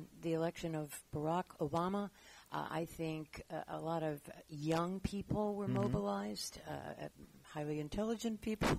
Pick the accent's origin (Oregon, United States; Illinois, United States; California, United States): California, United States; Los Angeles; No, I was born and raised in Los Angeles.